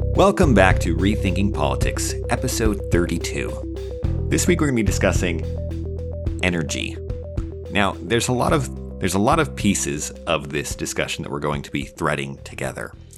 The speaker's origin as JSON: {"language": "English", "region": "Idaho", "country": "United States", "moved": "yes", "lives_now": "Texas, United States", "said": "Right, I'm from Idaho"}